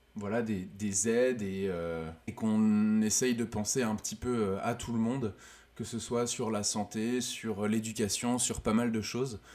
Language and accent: French; Lorient, Brittany, France; je suis originaire de Lorient en Bretagne, c'est dans l'ouest de la France.